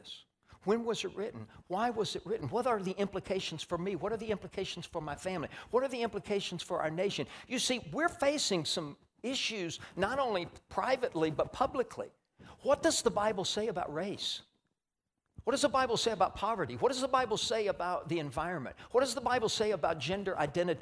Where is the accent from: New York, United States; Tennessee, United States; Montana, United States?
Tennessee, United States; I'm from Tennessee